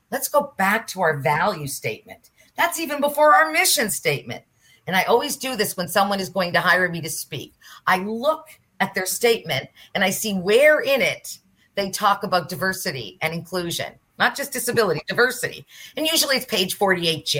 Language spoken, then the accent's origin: English; Nova Scotia, Canada; I'm from Nova Scotia.